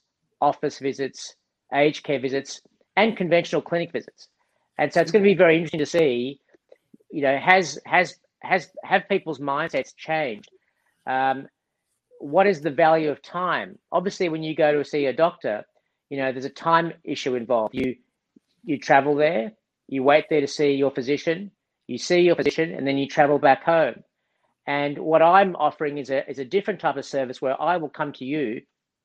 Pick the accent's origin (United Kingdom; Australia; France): Australia; Melbourne, Victoria; moved away as an adult; also born or lived in New York; I was born in Melbourne, okay. Went to school in Melbourne, went to medical yep. school in Melbourne